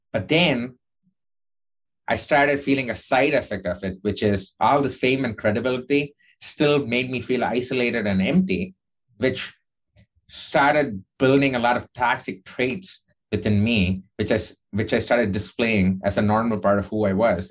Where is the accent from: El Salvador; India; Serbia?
India; moved away as an adult; now in United States; when I was growing up in India